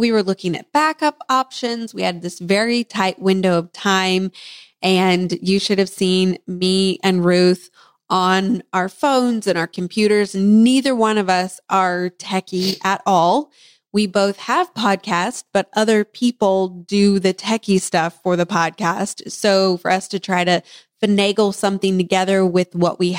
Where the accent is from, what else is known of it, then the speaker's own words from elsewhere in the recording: Kansas, United States; accent: Kansas; my Kansas accent